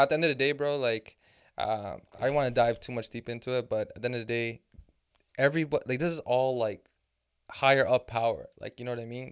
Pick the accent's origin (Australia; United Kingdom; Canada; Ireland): Canada; I'm from Canada